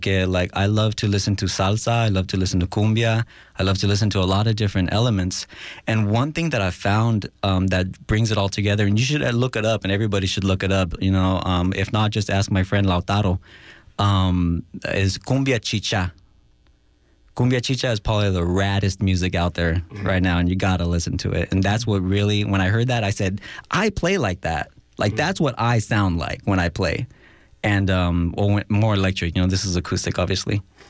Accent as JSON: {"language": "English", "town": "Los Angeles", "region": "California", "country": "United States", "tie": "born or raised there", "said": "I was born in Los Angeles, and my heritage comes from Guatemala and from Belize."}